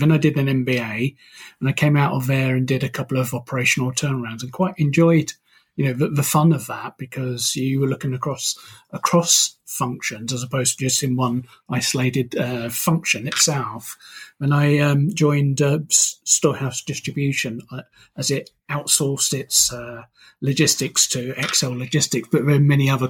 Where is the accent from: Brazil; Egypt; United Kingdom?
United Kingdom; now in Toronto, California, United States; That's right. I'm very British.